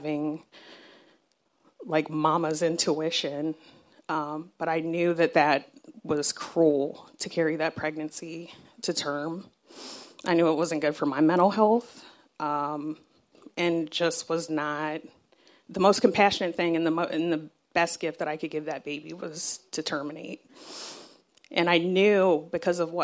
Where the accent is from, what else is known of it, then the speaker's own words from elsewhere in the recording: Southern Arizona, United States; I grew up in Southern Arizona